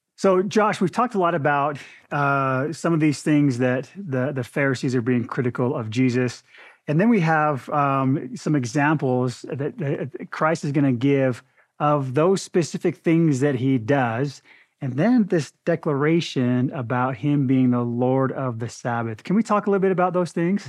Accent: Arizona, United States; moved away; I grew up in Arizona where there were orange blo-, orange tree blossoms everywhere

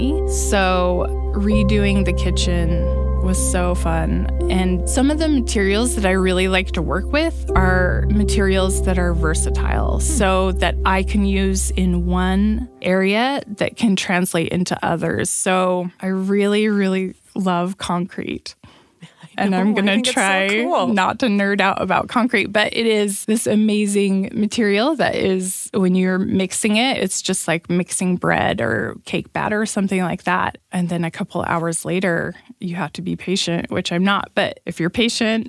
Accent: Provo, Utah, United States; I grew up in Provo, Utah.

